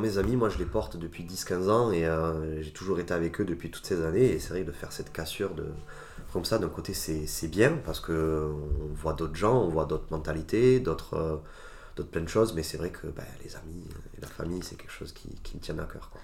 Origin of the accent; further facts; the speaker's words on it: France; also born or lived in Italy; j'ai grandi en France, de parents et d'éducation italienne